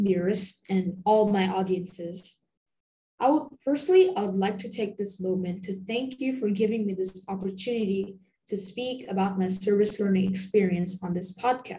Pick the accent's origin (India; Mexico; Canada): India; now in Bangkok, Thailand; I am an Indian